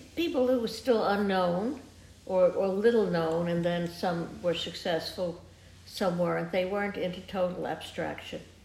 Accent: New York City, New York, United States; also born or lived in London; I grew up in New York City

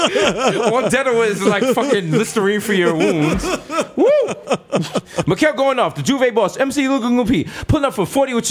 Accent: Jamaica; as a Jamaican

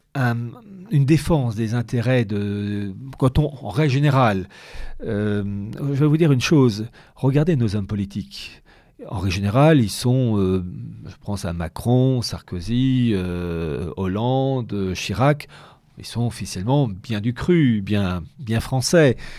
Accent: France; on est français mais aussi européen

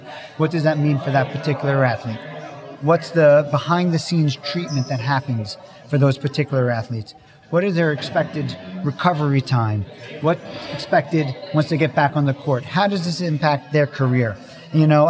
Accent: Bethpage, New York, United States; also born or lived in Bronx, New York; I was born in the Bronx and grew up on Long Island, Bethpage, New York.

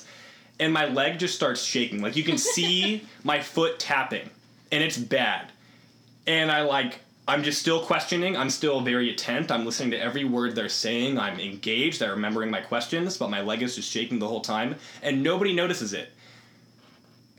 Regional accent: Iowa, United States; moved away as an adult; I'm from Iowa

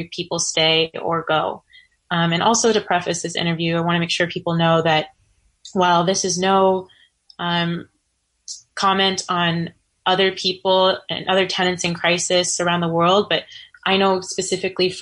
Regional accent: Pleasant Hill, California, United States; moved away as an adult; also born or lived in Hayward / Oakland / San Francisco; now in New York City, United States; I'm originally from the San Francisco Bay Area. Shout out to the hyphy movement. I was born in Hayward, spent 2 years in Oakland, and lived in Pleasant Hill for 15 years

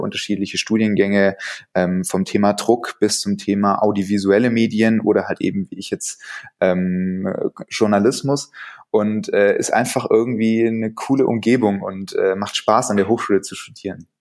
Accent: Stuttgart, Baden-Württemberg, Germany; ich bin Stuttgarter

